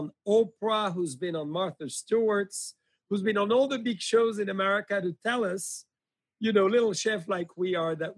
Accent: Burgundy, Bourgogne-Franche-Comté, France; born and raised in Burgundy, obviously 35 minutes from the Chablis region

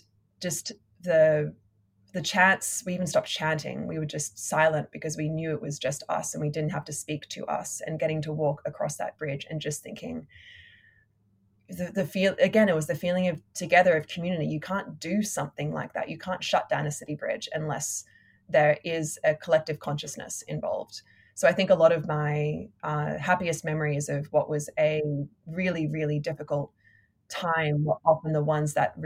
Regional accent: Australia; now in New York City, United States; being an Australian living in America

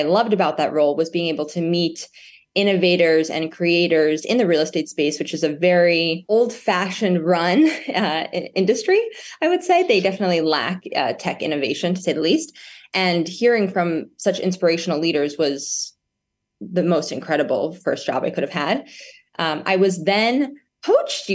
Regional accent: New York, United States; I grew up in New York, and a single mother raised me who owns a real estate company

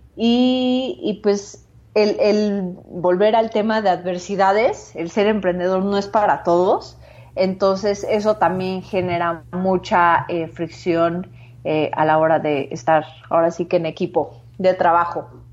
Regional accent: Mexico; also born or lived in San Francisco / Asia; soy mexicana, eh, soy cofundadora de Machina

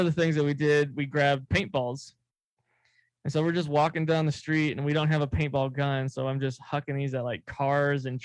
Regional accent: California, United States; moved away; we came back from California from visiting my family, because that's where I'm from originally

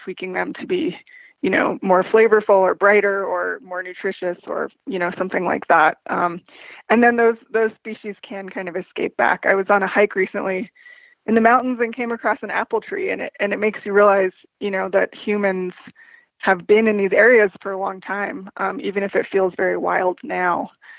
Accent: New Mexico, United States; moved away as an adult; I grew up in New Mexico

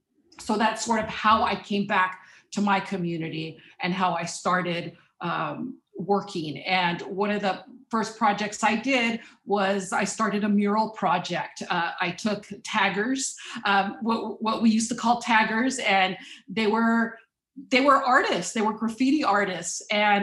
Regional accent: Watsonville, California, United States; also born or lived in Mexico; I was born in Mexico, so I'm a first generation immigrant. Came to the Pajaro Valley as a child, and I ended up attending public schools.

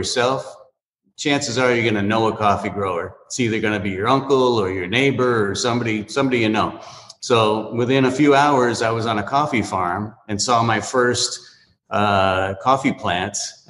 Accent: New England, United States; moved away as an adult; now in Miami, United States; I grew up in New England, and I wanted to get out of there. I was about 21 years old, something like that. And I came down to Miami

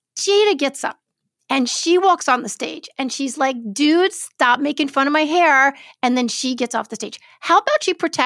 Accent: New York City, New York, United States; I grew up in Brooklyn, New York

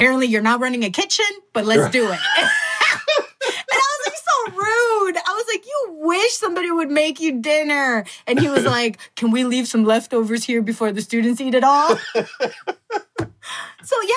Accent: Milwaukee, Wisconsin, United States; moved away as an adult; also born or lived in Mexico / California; growing up in Milwaukee, we would get together like on a Saturday to go grill

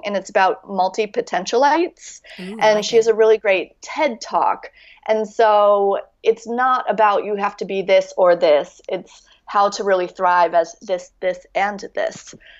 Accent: United States; now in France; Because it's actually the fact that I'm American living in France.

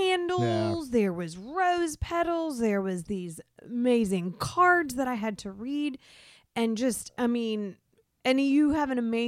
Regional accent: Florida, United States; I'm from Florida.

